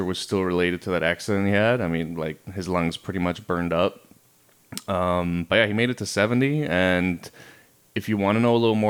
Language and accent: English; Germany; moved away; So Tabby and I grew up in Germany